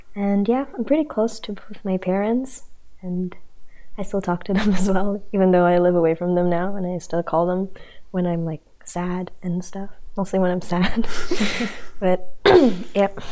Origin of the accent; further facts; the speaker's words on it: Indonesia; moved away; I'm from Indonesia, and I'm a second year residential student